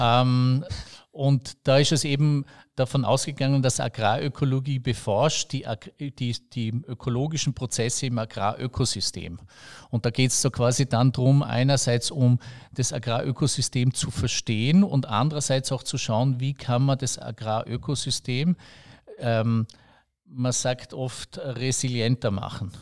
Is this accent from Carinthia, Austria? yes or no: no; Bregenz, Vorarlberg, Austria; ich bin aus Bregenz und ich, ich bin da eher ein Städter